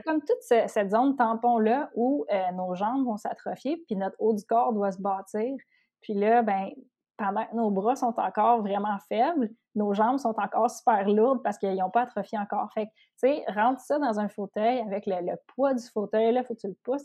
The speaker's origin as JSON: {"language": "French", "area": "Outaouais", "region": "Quebec", "country": "Canada", "said": "je viens de l'Outaouais, donc ma, ma gang d'Outaouais"}